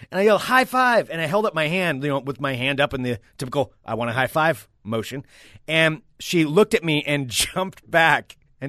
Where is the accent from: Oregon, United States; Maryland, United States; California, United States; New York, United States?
Oregon, United States; I know I'm from Oregon.